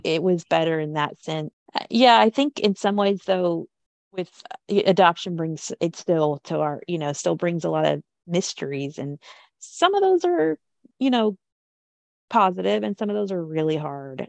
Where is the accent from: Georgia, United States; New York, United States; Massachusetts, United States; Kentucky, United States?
Kentucky, United States; when I was a kid growing up in Kentucky